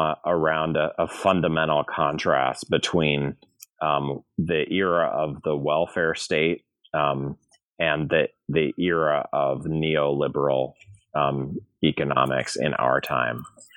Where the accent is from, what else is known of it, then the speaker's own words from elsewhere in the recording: St. Louis, Missouri, United States; I'm from St. Louis, Missouri, and I've been part of the academy for 20 years now, teaching at various schools.